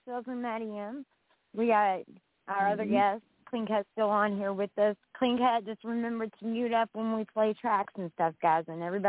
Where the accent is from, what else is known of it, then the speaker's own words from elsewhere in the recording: West Virginia, United States; I'm from West Virginia. I'm not Southern like Savannah, Georgia.